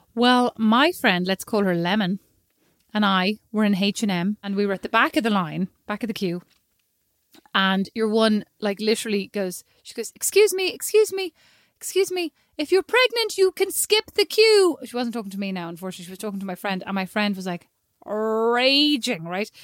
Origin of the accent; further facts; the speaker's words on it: Ireland; I'm Irish.